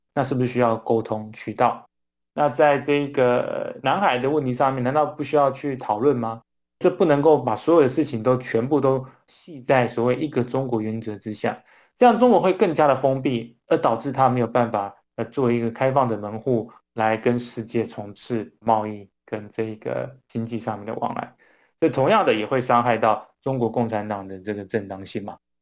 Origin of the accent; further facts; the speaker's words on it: Taiwan; 我们台湾人民